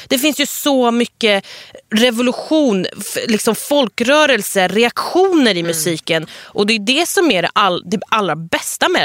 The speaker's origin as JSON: {"language": "Swedish", "country": "Sweden", "said": "jag är en svensk-iranier nyexa, nyexad journalist."}